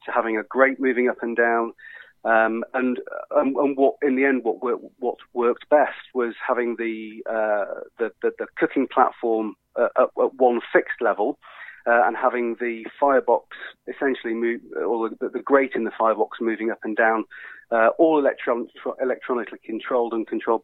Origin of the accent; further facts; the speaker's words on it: United Kingdom; we as the British